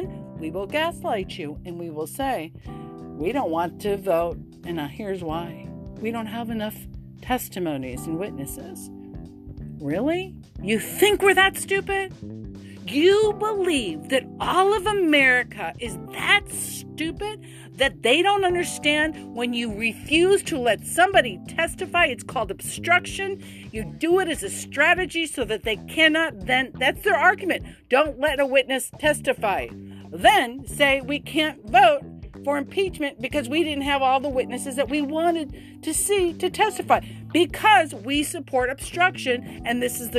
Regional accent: United States; I'm an American

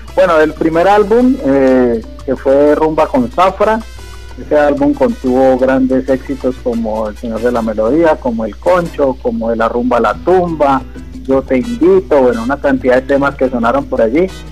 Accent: Cali, Valle del Cauca, Colombia; also born or lived in Quinchía; nací aquí en Cali

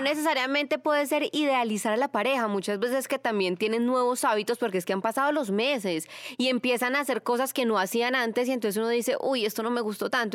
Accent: Manizales, Caldas, Colombia; moved away; yo soy de Manizales, y hay una sillita donde siempre me sentaba con mis abuelitos en un barrio que se llama La Francia, en Manizales

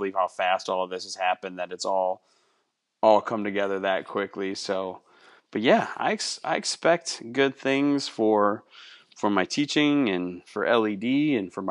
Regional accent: Wisconsin, United States; I grew up in Wisconsin in the woods

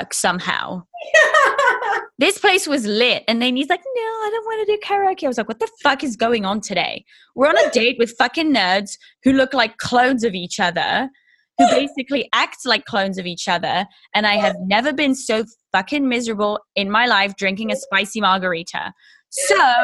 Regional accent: England, United Kingdom; I'm English

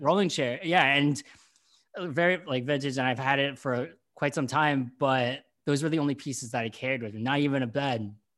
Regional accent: Delaware County, Pennsylvania, United States; accent: Philly / Delco; now in Brooklyn, United States; I'm from Delco. I, and when and when I lived in Delco, people said that I had the Philly accent

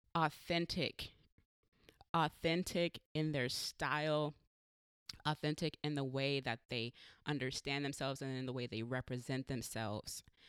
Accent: San Diego, California, United States; now in Portland, United States; I'm from San Diego

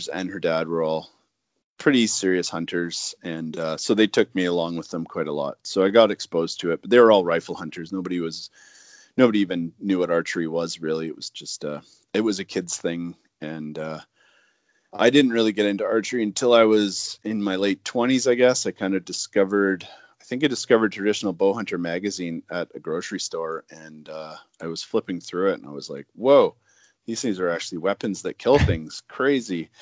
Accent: Vancouver Island, British Columbia, Canada; moved away as an adult; now in Haida Gwaii, Canada; born and raised on Vancouver Island in British Columbia

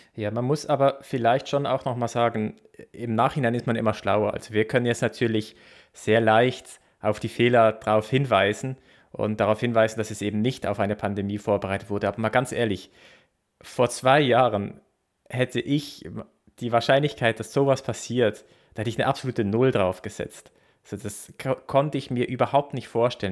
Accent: Basel, Basel-Stadt, Switzerland; in Basel, wo, wo ich herkomme.

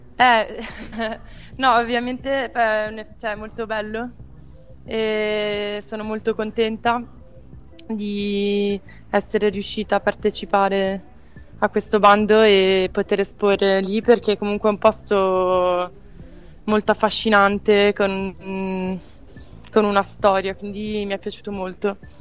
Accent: Bologna, Emilia-Romagna, Italy; also born or lived in Florence; sono di Bologna

